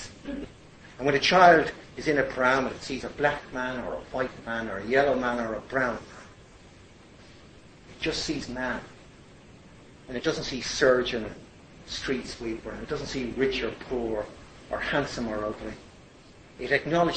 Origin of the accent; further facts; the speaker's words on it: Ireland; I was Irish